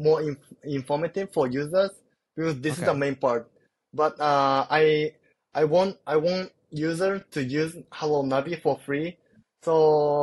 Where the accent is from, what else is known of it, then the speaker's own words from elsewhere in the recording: Kobe, Hyogo, Japan; now in Tokyo, Japan; Kobe is my hometown